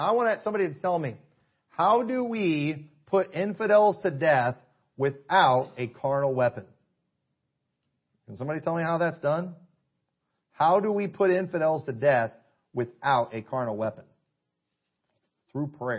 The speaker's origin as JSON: {"language": "English", "country": "United States", "said": "I'm a Christian and I'm an American."}